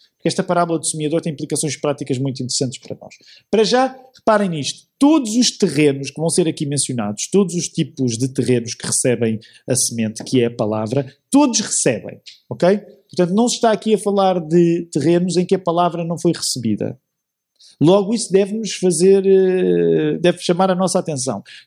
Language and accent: Portuguese; Portugal; nossa experiência em Portugal